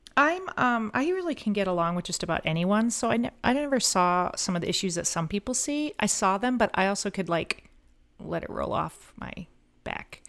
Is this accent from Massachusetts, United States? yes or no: no; Collier County, Florida, United States; also born or lived in Missouri / Groton, Connecticut; when I went back to my hometown, I got hired in the Collier County Sheriff's Office